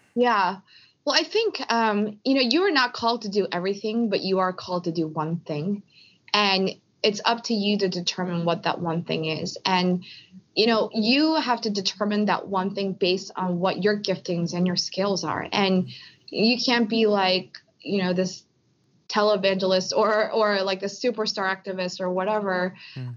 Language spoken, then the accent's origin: English; Philadelphia, Pennsylvania, United States; I was born in Philly with my parents, and but my parents are from Korea